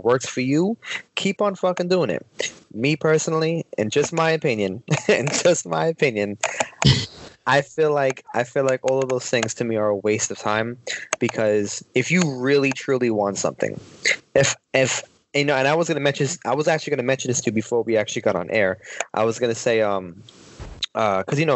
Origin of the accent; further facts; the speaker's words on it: New York, United States; living up in New York